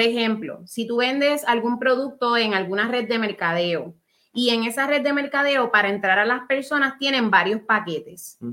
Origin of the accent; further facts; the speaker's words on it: Puerto Rico; Somos boricuas